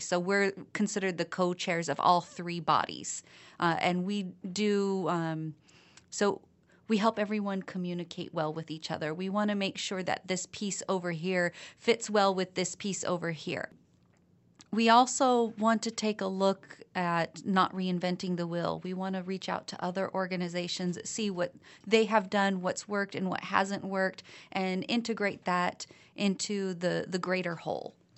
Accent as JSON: {"language": "English", "town": "Malden", "region": "Massachusetts", "country": "United States", "said": "I come from Malden, and one of our big issues right now is lead pipes."}